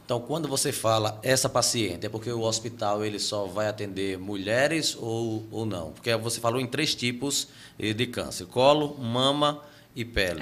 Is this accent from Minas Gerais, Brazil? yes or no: no; Limoeiro de Anadia, Alagoas, Brazil; na região que eu cresci ali em Limoeiro de Anadia